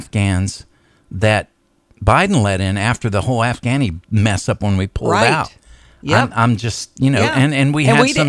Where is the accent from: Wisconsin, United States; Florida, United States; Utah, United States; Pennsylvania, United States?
Florida, United States; Okay, my home state, yeah.